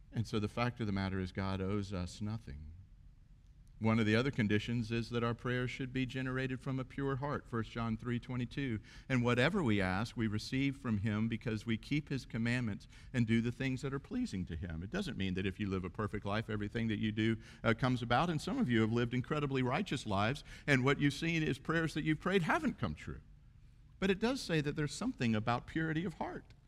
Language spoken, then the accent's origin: English; United States; we're Western and we're American